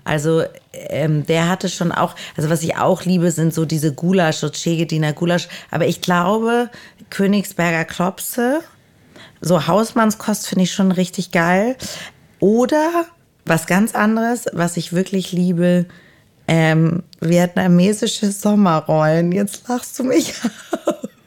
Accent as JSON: {"language": "German", "region": "Hamburg", "country": "Germany", "said": "Ich bin aus Hamburg"}